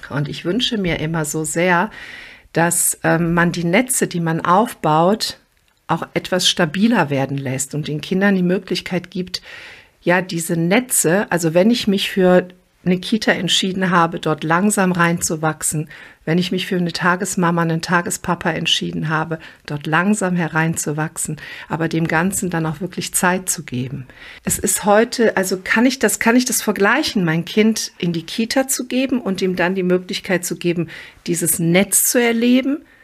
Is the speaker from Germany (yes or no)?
no; Croatia; born there; Ich bin gebürtige Kroatin und war viel in unserem Dorf in Kroatien.